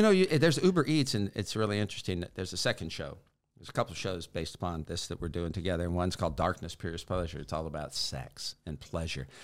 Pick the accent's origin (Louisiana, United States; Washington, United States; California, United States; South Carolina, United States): California, United States; Sacramento; I'm from Sacramento, California